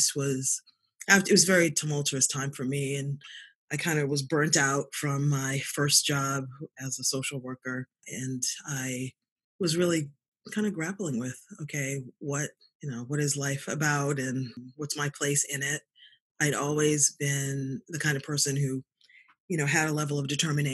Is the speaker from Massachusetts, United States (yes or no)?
yes; Boston, Massachusetts, United States; also born or lived in South Africa; I was born in Boston. I'm a Boston girl, went to undergrad and graduate school here